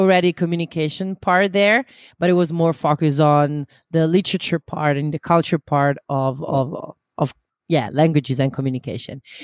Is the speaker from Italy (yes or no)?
yes; Italy; now in Amsterdam, Netherlands; I come originally from Italy